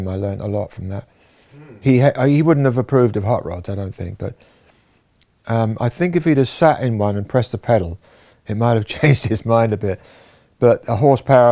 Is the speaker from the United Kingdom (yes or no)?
yes; Wallington, London, United Kingdom; I was born in Wallington, in Surrey, in 1944